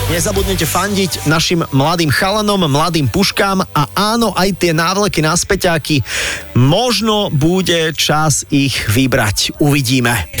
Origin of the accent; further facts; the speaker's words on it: Bratislava, Bratislava Region, Slovakia; my sme z Bratislavy